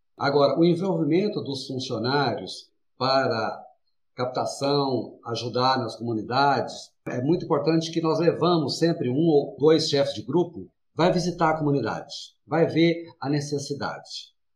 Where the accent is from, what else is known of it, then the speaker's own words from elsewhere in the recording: interior of Minas Gerais, Brazil; moved away as an adult; now in São Paulo, Brazil; eu sou do interior, lá de Minas Gerais, morei no interior, vim para São Paulo, tinha 19 anos